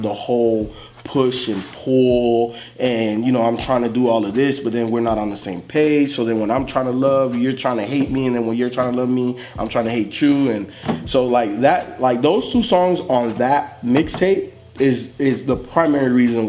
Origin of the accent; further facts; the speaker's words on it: Florida, United States; growing up in Florida.